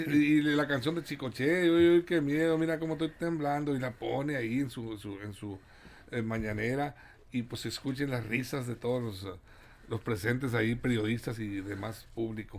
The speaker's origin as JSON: {"language": "Spanish", "country": "Mexico", "said": "somos mexicanos"}